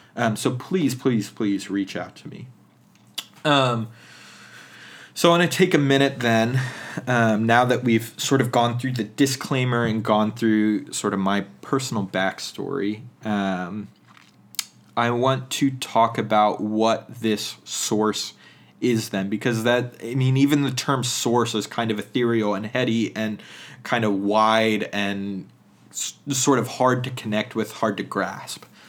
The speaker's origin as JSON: {"language": "English", "region": "central Pennsylvania", "country": "United States", "tie": "born or raised there", "moved": "yes", "said": "the dominant culture within central Pennsylvania, and even though there's some things about my tradition growing up"}